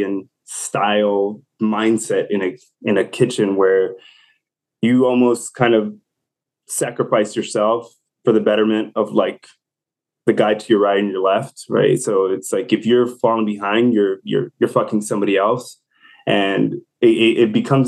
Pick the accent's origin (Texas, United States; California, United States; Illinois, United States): Illinois, United States; Chicago; moved away; I'm originally from Chicago.